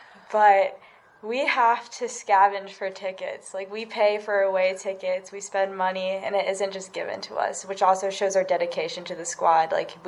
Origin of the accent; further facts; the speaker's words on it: Georgia, United States; born there; I was brought out of the hospital the day I was born in Georgia yurt.